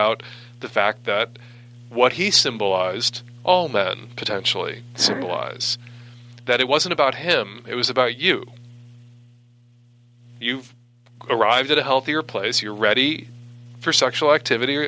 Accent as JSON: {"language": "English", "region": "Midwest", "country": "United States", "tie": "born or raised there", "moved": "yes", "lives_now": "West Coast, United States", "said": "I live on the West Coast. I grew up in the Midwest"}